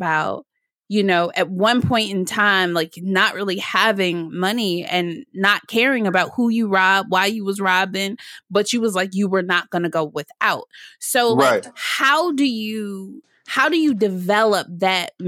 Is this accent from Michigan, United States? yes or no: yes; Detroit, Michigan, United States; now in Washington, D.C., United States; I'm in DC now, but I'm from Detroit originally